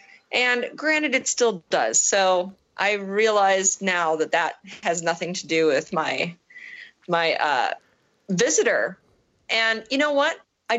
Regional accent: Chicago, Illinois, United States; I'm like, yeah, that's fine. We're from the Chicago area. It's fine.

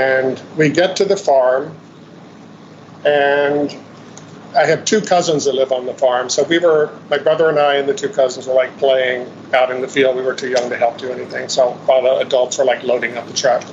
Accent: Shenandoah Valley, Virginia, United States; I grew up in Virginia, in the Shenandoah Valley, really pretty part of the state

